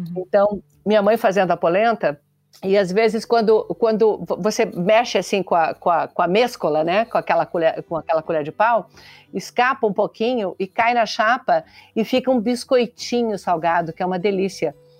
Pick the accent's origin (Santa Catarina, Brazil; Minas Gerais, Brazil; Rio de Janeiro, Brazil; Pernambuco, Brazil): Santa Catarina, Brazil; eu sou de Santa Catarina